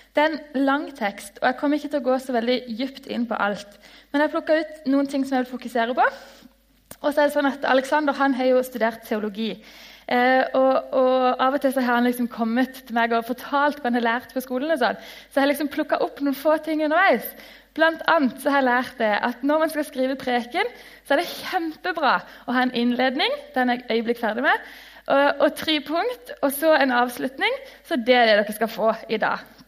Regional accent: Lyngdal, Agder, Norway; jeg kommer fra Lyngdal, en by.

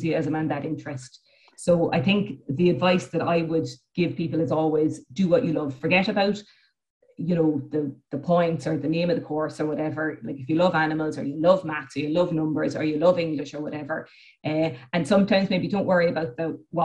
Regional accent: Cork, Munster, Ireland; I'm from the city. I'm from Cork City

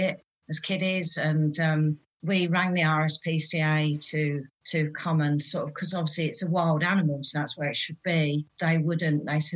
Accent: Peterborough, East of England, United Kingdom; accent: Fen; I was born in the city, but I've been more in the countryside, really. So my growing up, I had a lovely Farmer Giles Fenn accent.

